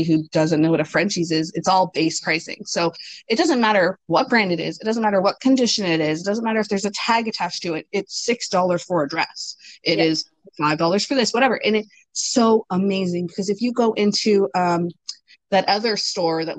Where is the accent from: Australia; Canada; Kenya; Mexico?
Canada; Ontario; also born or lived in Greater Toronto Area; now in New Brunswick, Canada; I'm not originally from New Brunswick. I'm from Ontario. I used to live in the GTA.